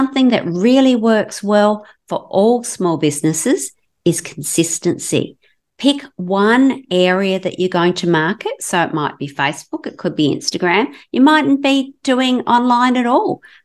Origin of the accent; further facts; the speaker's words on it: Western Australia, Australia; I'm from Southern Australia, in Western Australia on the West Coast